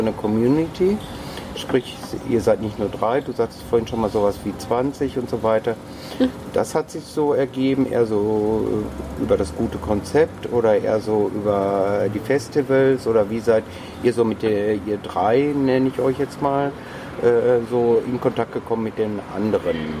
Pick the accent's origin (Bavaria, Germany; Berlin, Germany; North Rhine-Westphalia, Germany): North Rhine-Westphalia, Germany; Dortmund; moved away; früher aus meiner Heimatstadt, in deiner Nähe Dortmund